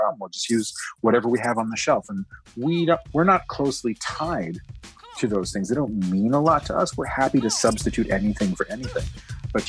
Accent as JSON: {"language": "English", "town": "Toronto", "region": "Ontario", "country": "Canada", "tie": "born or raised there", "also_born_or_lived": "Montreal, Canada", "moved": "as an adult", "said": "I was born in Montreal. I grew up here in Toronto, but I moved back and lived in Montreal for more than 10 years"}